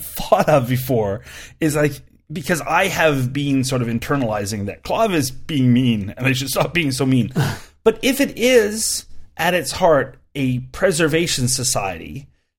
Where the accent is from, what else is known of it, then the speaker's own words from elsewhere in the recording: Canada; I'm a Canadian